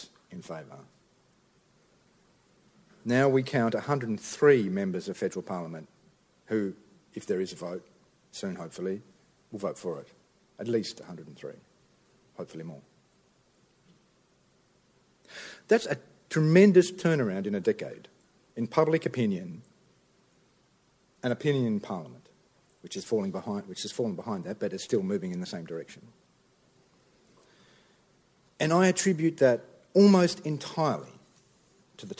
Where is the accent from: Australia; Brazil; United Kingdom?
Australia; Tasmania; I'm from Tasmania